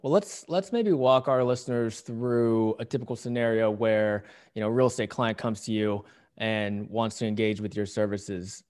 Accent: Pittsburgh, Pennsylvania, United States; now in Southern California, United States; I grew up around Pittsburgh

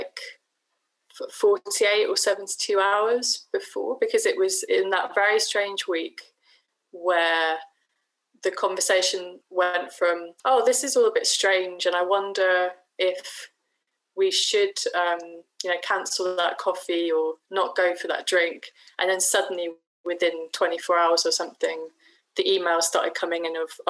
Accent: Shoreham-by-Sea, South East England, United Kingdom; my hometown of Shoreham-by-Sea

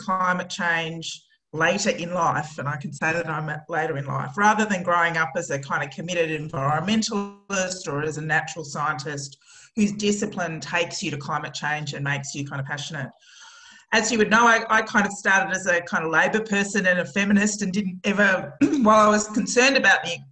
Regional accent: Australia; as an Australian

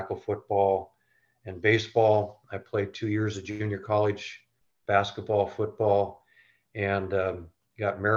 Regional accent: Renton, Washington, United States; I grew up in East Renton

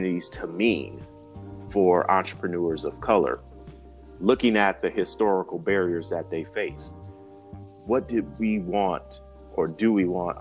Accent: Grand Rapids, Michigan, United States; moved away as an adult; also born or lived in Washington, D.C.; Grand Rapids, Michigan, very entrepreneurial area, I knew in that young age that my hometown could be a more vibrant business community

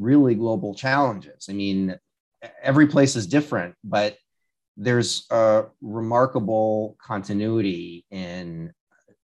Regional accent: Rhode Island, United States; moved away; also born or lived in Washington, District of Columbia, United States; I'm from Rhode Island. Well, born Rhode in Island. DC, but yeah, I'm a Rhode Islander

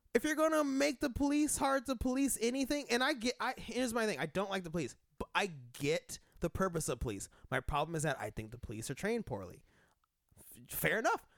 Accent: Denver, Colorado, United States; I'm from Denver

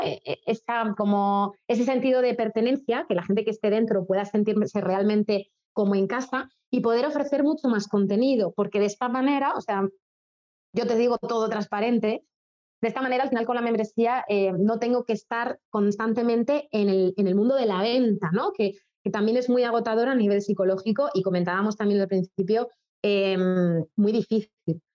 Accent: Spain; moved away as an adult; also born or lived in China; somos españoles

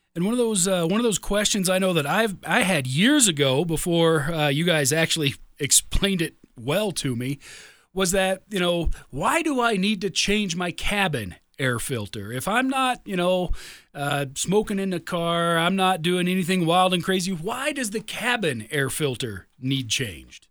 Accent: Midwest, United States; moved away; also born or lived in Chicago suburbs, Illinois; I grew up in the Midwest. I lived, you know, ten years in the Chicago suburbs

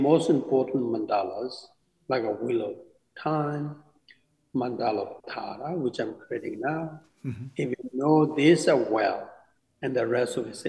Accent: India; English is a second language; now in United States; So I came from India, even though there's a lot of sand.

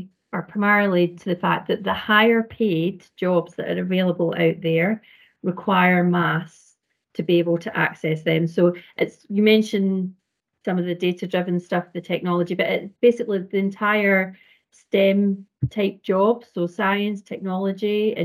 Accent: Scotland, United Kingdom; accent: Scottish; I'm Scotland, as you can hear. Scottish, you can hear from my accent

